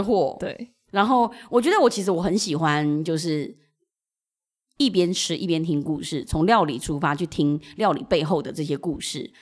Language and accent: Chinese; Huaxin Street, New Taipei, Taiwan; also born or lived in Tangyan, Shan State, Myanmar; 我在华新街长大